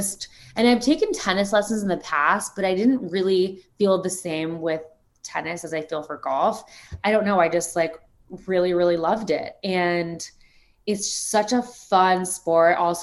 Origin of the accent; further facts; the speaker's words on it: South Florida, United States; I'm obviously from South Florida, surrounded by golf my whole life